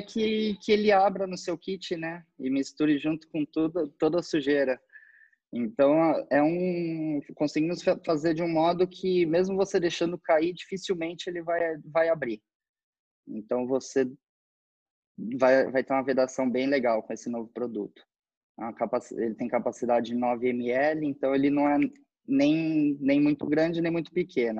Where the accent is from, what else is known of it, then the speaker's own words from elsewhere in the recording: Brazil; somos brasileiros